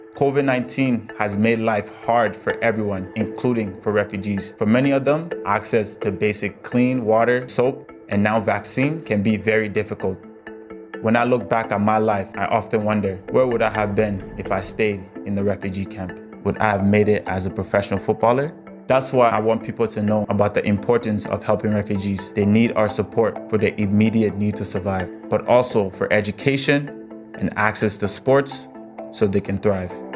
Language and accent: English; Canada; also born or lived in Ghana; born in Ghana, grew up in Canada.